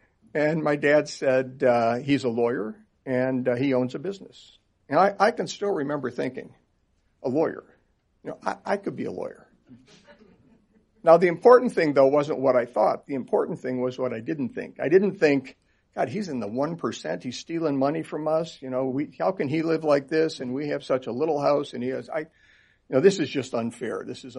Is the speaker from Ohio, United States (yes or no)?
yes; Chagrin Falls, Ohio, United States; I grew up in Cleveland, Ohio, a little place called Chagrin Falls, outside of Cleveland, Ohio, eventually.